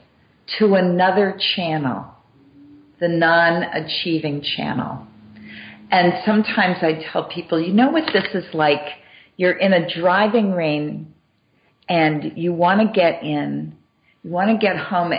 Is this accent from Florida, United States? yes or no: no; Massachusetts, United States; I grew up in Massachusetts